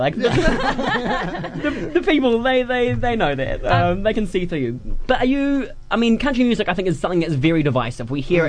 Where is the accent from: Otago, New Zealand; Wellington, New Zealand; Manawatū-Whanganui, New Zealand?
Otago, New Zealand; Mosgiel; as someone who was born and raised in Mosgiel, I've got my hard R's. Mm-hmm. I say purple work shirt. but, you know, I don't have those that drawl or the same.